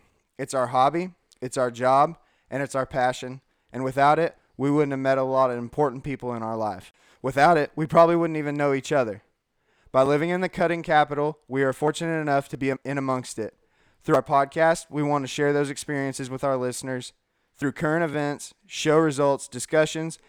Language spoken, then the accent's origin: English; California, United States; now in Lipan, United States; originally from California